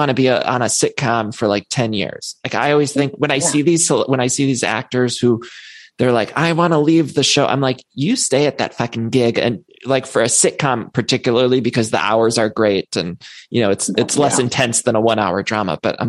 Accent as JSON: {"language": "English", "region": "Midwest", "country": "United States", "said": "I'm from the Midwest"}